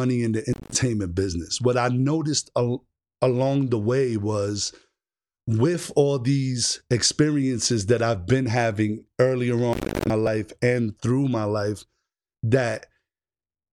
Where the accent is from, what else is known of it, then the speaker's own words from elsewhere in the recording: New York City, New York, United States; moved away; also born or lived in Orlando, Florida; I was born and raised in the Bronx, but I spent a lot of time in Orlando, Florida. So I'm kind of like in between the two